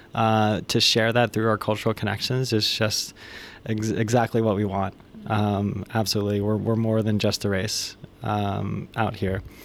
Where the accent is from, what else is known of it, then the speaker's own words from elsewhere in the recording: United States; we are both from the States.